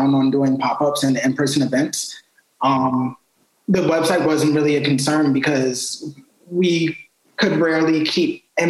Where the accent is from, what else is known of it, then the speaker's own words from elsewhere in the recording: Richmond, Virginia, United States; moved away as an adult; now in Baltimore, United States; I'm originally born and raised in Richmond, Virginia